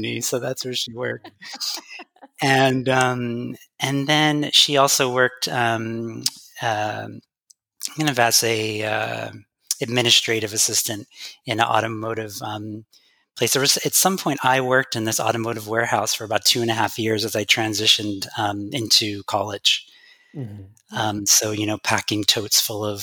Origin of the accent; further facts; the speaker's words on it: Central Connecticut, United States; I was born in Central Connecticut.